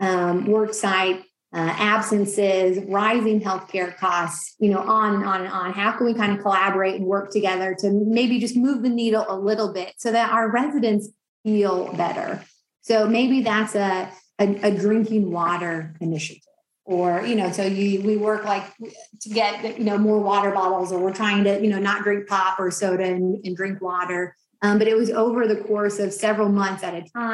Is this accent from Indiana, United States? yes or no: yes; Bedford, Indiana, United States; I grew up in Bedford